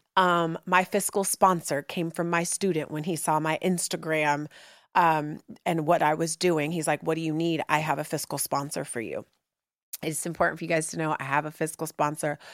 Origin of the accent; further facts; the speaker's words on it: Oakland, California, United States; moved away as an adult; also born or lived in New York City; now in Brooklyn, New York, United States; growing up in Oakland, when I moved here to, you know, go to undergrad